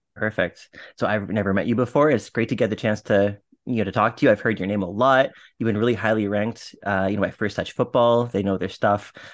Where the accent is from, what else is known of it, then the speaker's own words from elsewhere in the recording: Ottawa, Ontario, Canada; I was, like, a Stittsville kid